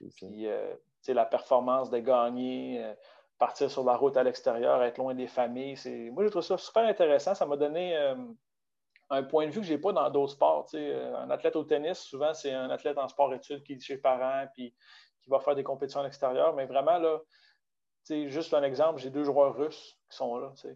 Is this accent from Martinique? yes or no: no; Baie-Comeau, Quebec, Canada; moved away as an adult; also born or lived in Saguenay; je suis originaire de Bécomo